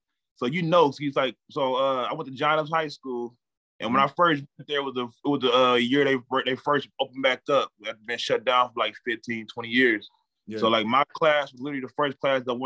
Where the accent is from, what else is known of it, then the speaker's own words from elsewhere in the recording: Cleveland, Ohio, United States; growing up in Cleveland